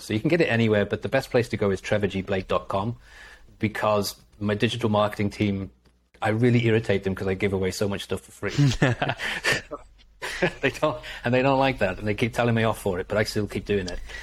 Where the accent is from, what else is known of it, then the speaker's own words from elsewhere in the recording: Liverpool, North West England, United Kingdom; moved away; also born or lived in North Wales; I'm from Liverpool, so I'm a Liverpool